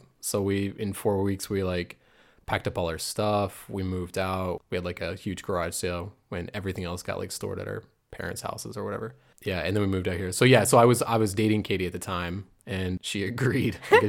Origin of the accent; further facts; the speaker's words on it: Chesapeake, Virginia, United States; moved away as an adult; now in Freiburg, Germany; I'm originally from Chesapeake, Virginia. I moved to Germany 3 years ago to Heidelberg.